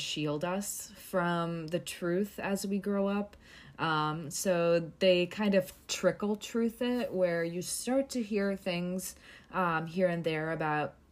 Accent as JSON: {"language": "English", "country": "United States", "tie": "born or raised there", "said": "growing up as a Kashmiri Pandit in the U.S."}